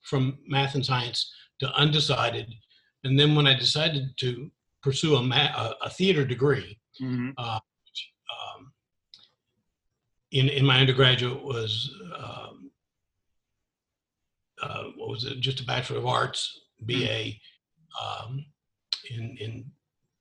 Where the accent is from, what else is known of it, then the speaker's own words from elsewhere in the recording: Memphis, Tennessee, United States; also born or lived in Texas / Japan / Hawaii; I grew up in Memphis, Tennessee, primarily